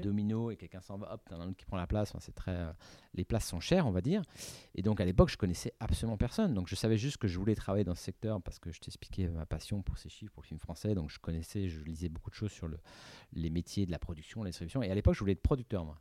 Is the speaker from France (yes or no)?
yes; Paris, Île-de-France, France; j'habitais à Paris